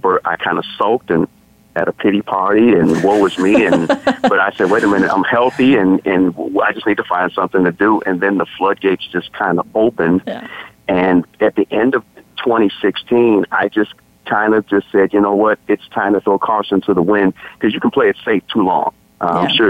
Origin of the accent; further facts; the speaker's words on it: Chicago, Illinois, United States; I am from Chicago